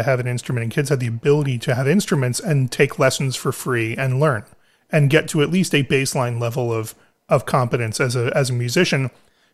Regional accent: Philadelphia, Pennsylvania, United States; moved away; I grew up in Philadelphia in a city that had a public school system that at the time had enough money to be able to let students use instruments

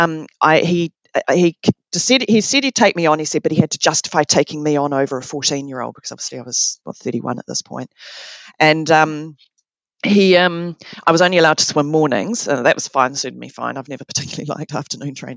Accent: New Zealand; born or raised there

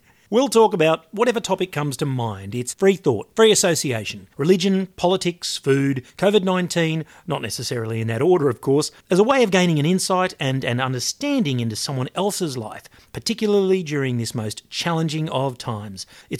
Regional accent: Australia; although in this case I'm from Australia

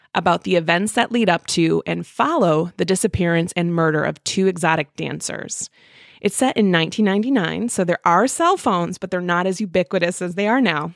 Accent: Midwest, United States

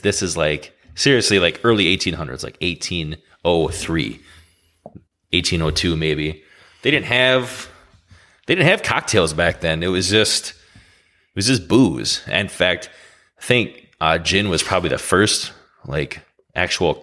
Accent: Wisconsin, United States; we're from Wisconsin, and we're pretty much known for our brandy old fashions. Way before old fashions became cool again, we've been drinking them since we were kids

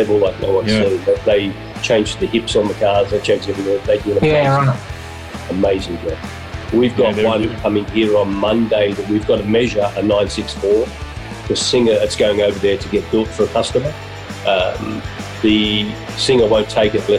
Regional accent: Australia; I'm Aussie proud.

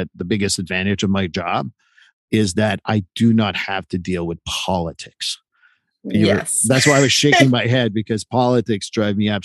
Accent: United States; I am a white male in the United States and I'm an American

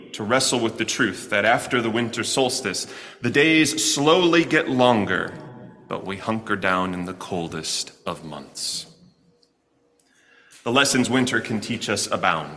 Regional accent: Chicago, Illinois, United States; now in Kentucky, United States; my hometown of Chicago

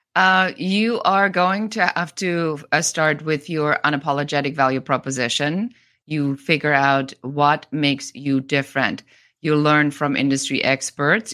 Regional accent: Bavaria, Germany; moved away; I'm originally from Germany, from Bavaria.

